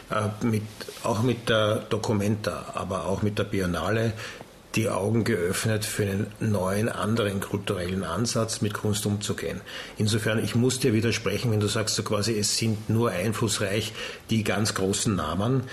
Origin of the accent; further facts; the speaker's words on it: Austria; wir sind Österreicher.